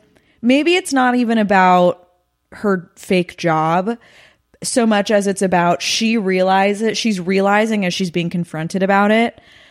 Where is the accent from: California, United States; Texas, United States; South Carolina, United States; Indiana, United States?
California, United States; Los Angeles; So I'm a LA native baby. And my parents live in the Valley. I was born and raised in Sherman Oaks